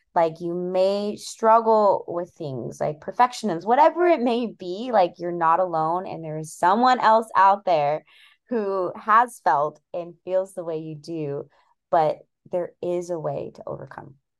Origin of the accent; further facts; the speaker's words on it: California, United States; now in Seattle, United States; I currently live in Seattle, Washington, but in about two weeks, I will be moving cross state back to California, where I was born, um, back to my hometown